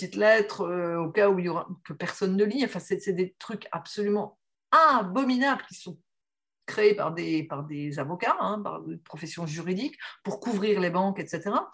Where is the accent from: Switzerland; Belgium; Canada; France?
France; the Nord, Hauts-de-France; je suis née dans le Nord, donc euh, Nord qui est la région de la sidérurgie, la région des mines